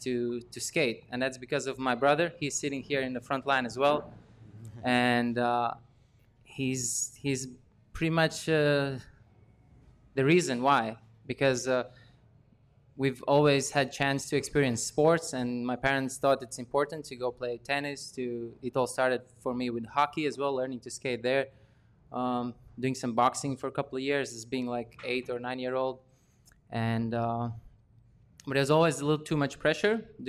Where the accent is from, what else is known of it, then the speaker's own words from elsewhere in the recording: Latvia; I was born in 1992 in Latvia, which is a post-Soviet Union country.